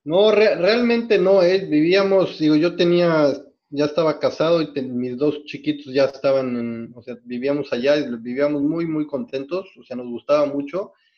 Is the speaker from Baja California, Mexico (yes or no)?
no; Mexico City, Mexico; moved away as an adult; also born or lived in Canada; now in Los Cabos, Mexico; yo nací en la Ciudad de México y viví toda mi infancia en la Ciudad de México básicamente en el sur de la Ciudad de México, en San Jerónimo